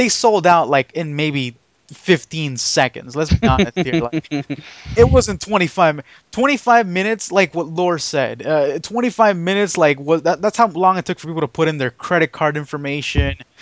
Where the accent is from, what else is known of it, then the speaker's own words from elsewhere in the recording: near Anaheim, California, United States; moved away; me going back to my hometown